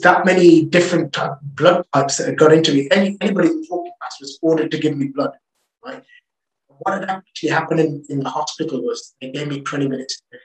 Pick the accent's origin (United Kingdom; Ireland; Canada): United Kingdom; England; I'm from England